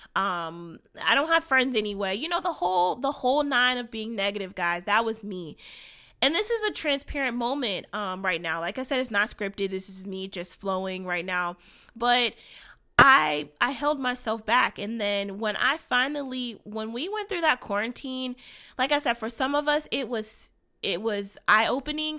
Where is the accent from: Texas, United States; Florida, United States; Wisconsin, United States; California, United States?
Florida, United States; Orlando; now in Cleveland, United States; I am coming to you from Cleveland, Ohio. I'm originally from Orlando, Florida